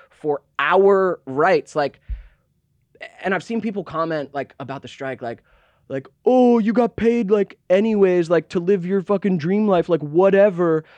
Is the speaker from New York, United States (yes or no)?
no; Georgia, United States; I was born, yes, I was born in Georgia